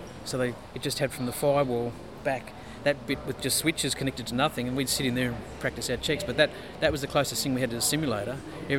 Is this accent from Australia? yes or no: yes; Queensland, Australia; also born or lived in Perth / New South Wales / South Australia / ACT; I was born into an Air Force family, so I was born in Perth, but moved away when I was three. Moved around New South Wales, South Australia, Queensland, ACT, in the whole time I did my schooling and education. So I regard Queensland as home